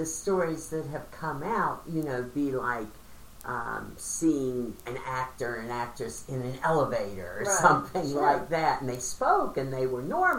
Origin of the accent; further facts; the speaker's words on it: West Virginia, United States; I was from West Virginia